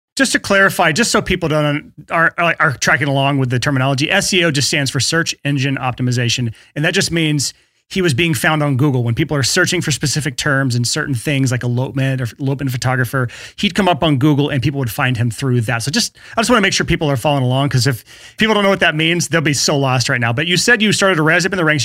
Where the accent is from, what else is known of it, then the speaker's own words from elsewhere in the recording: the South, United States; born and raised in the South